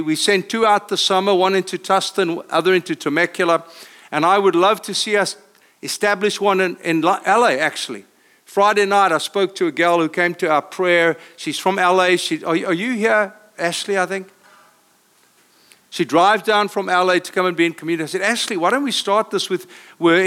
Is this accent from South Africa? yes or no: yes; South Africa; accent: South African; now in Costa Mesa, United States; I come from South Africa, as you hear by accent.